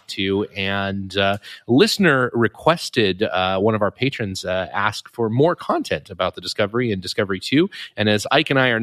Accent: Canmore, Alberta, Canada; growing up in Canmore

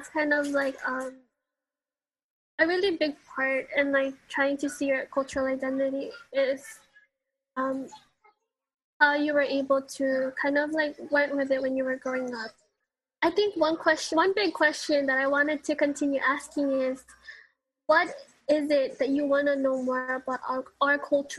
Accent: Philippines; I didn't even want to be identified as a Filipino because of all, like, what you mentioned, the stereotypes, the toxicness that we were brought up.

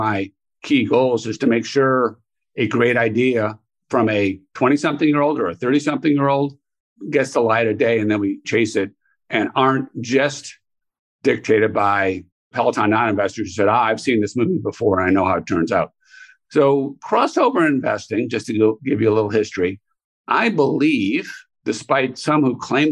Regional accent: Chicago, Illinois, United States; I grew up in Chicago

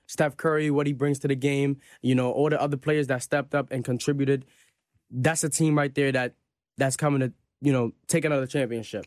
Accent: Jamaica; I'm Jamaican.

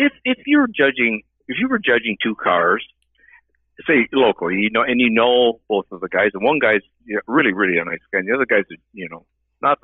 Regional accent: Ottawa, Ontario, Canada; I'm from Ottawa, Ontario, Canada

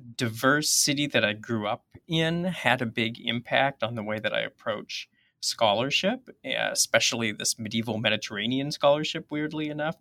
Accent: Toronto, Ontario, Canada; moved away as an adult; now in Minnesota, United States; I'm actually originally from Canada, from Toronto, which I think is actually possibly significant to this story 'cause it was a really diverse city.

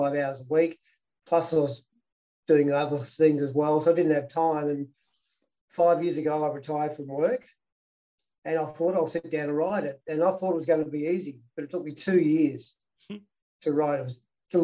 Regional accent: Victoria, Australia; Oh, it was great. Maui was fantastic. Like, it was a town, people, all the 10-pound poms basically came out from England, and there was Dutch peopl

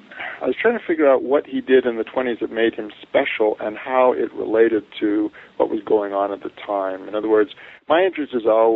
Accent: Santa Barbara, California, United States; also born or lived in Canada; now in Provo, United States; I'm from Canada and grew up in California.

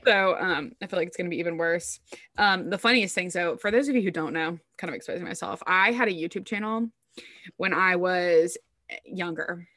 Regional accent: the South, United States; I'm from the South

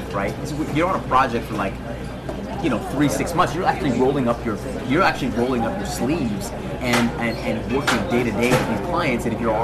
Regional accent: Alberta, Canada; I'm from Alberta, we've got an entrepreneurial, like, wild cowboy mentality.

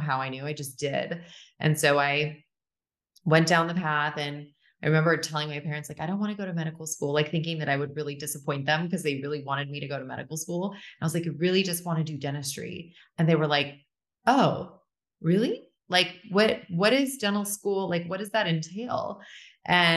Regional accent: Orange County, Southern California, United States; from California, born and raised here from Southern California. Grew up in Orange County

